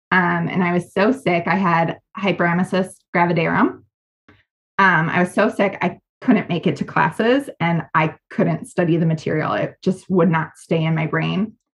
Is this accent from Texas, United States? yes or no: no; Wisconsin, United States; I chose to go to Madison because I'm from Wisconsin.